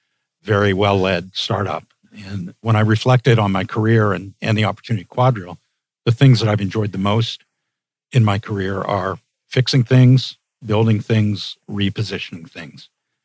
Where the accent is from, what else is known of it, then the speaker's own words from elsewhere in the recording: United States; also born or lived in England; Yeah, well, I should say that although I grew up and lived most of my life in the U.S., I am Canadian. I've been Canadian since birth.